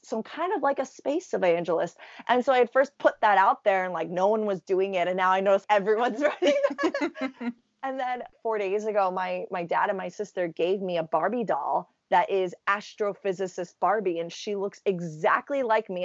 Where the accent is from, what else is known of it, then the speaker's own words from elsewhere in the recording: New York City, New York, United States; growing up in New York City